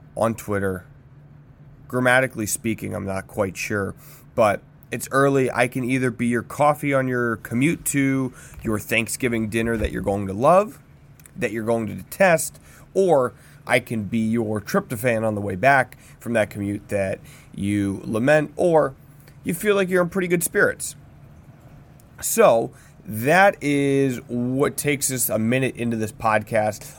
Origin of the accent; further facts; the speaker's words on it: United States; As an American